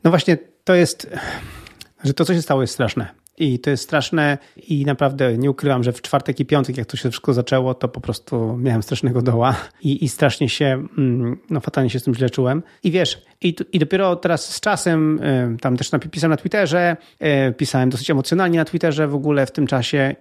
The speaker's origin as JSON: {"language": "Polish", "country": "Poland", "said": "jako Polacy"}